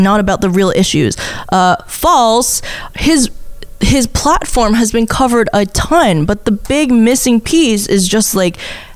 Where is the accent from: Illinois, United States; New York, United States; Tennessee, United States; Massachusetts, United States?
New York, United States; Upstate; Upstate New York. Oh. Like you. Like me